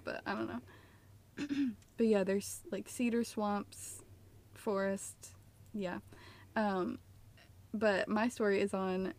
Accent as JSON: {"language": "English", "area": "outside of Philadelphia", "region": "Pennsylvania", "country": "United States", "tie": "born or raised there", "said": "I grew up outside of Philly. Mm-hmm. Shout out to Delco."}